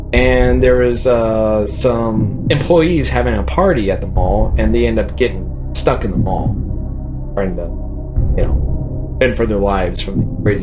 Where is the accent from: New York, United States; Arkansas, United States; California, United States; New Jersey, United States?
California, United States; Southern; I'm from Southern California. We always say dude a lot